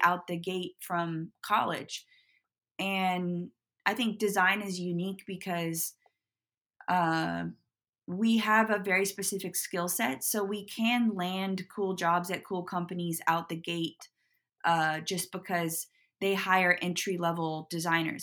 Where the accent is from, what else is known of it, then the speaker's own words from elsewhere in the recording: Portland, Oregon, United States; moved away as an adult; also born or lived in Los Angeles; I grew up in Portland.